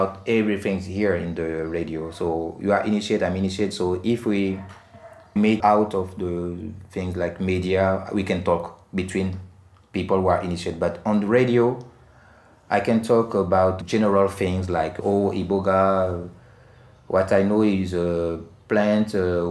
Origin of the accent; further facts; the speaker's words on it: Gabon; we have more than 40 languages and communities in Gabon, and each community got many ritual. So in my community, we have different tradition